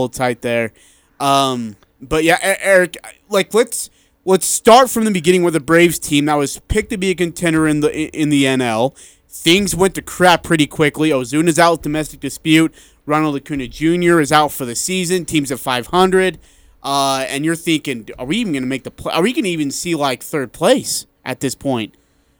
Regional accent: India; moved away; I'm from India

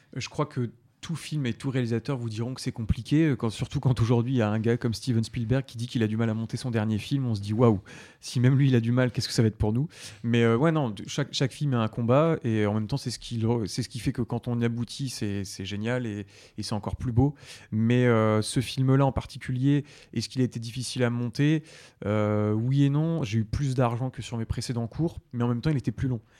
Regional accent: Oise, Hauts-de-France, France; je viens de l'Oise, donc je suis, en, je suis picard.

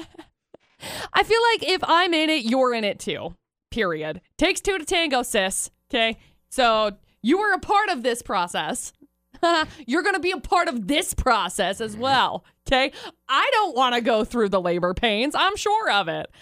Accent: Brigham City, Utah, United States; also born or lived in Tremonton, Utah; I moved to Tremont and from Brigham City

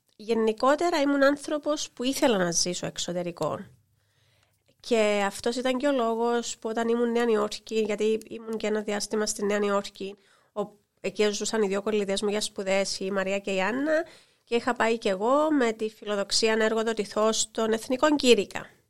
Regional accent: Larnaca, Larnaca District, Cyprus; also born or lived in New York, United States / London, United Kingdom; για την πόλη μου, για την πόλη και μαρχαία Λάρνακα

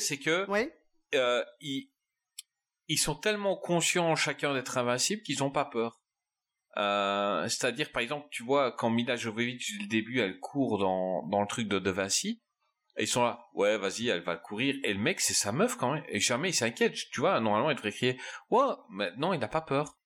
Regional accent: Belgium; je suis belge

